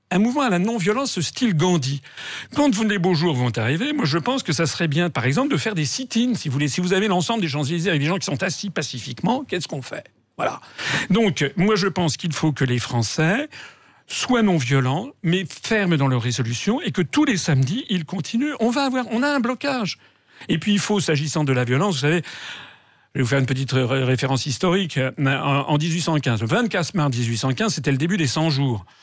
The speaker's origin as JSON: {"language": "French", "country": "France", "said": "Je suis un Français. J'ai bien travaillé quand j'étais petit."}